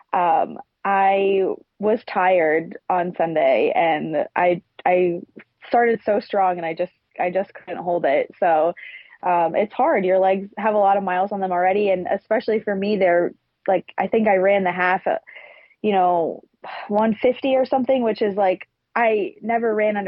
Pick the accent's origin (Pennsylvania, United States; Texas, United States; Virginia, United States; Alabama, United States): Pennsylvania, United States; we're from Pennsylvania